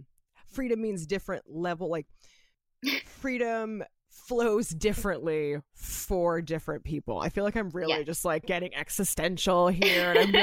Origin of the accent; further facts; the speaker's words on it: United States; you and I as American women, we know that we have freedom of speech